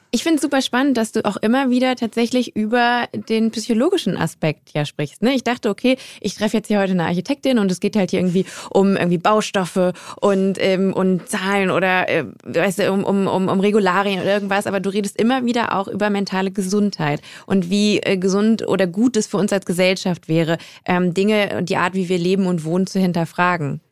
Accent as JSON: {"language": "German", "country": "Germany", "said": "ich komme halt ähm, aus Westdeutschland"}